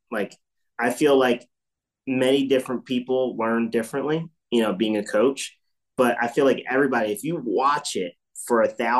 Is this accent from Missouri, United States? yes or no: no; Sewell, New Jersey, United States; also born or lived in Willingboro, New Jersey / Pennsauken, New Jersey; And I grew up, you know, around there. You know, I was born in Willingboro and obviously moved to Deptford or Sewell later